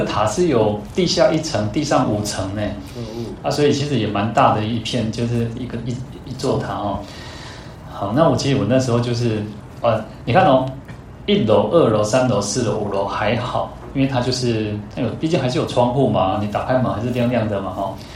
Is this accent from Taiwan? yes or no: yes; Taiwan; 我们台湾人